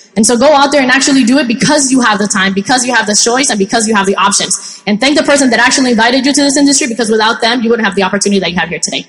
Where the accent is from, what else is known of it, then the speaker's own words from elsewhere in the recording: Colombia; now in United States; I'm originally from Colombia and my mom actually did, you know, Avon there and did very well